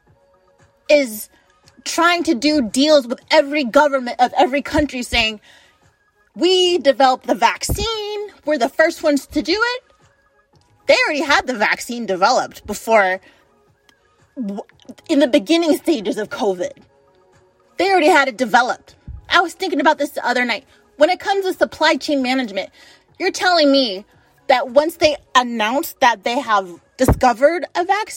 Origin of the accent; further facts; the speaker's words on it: United States; as an American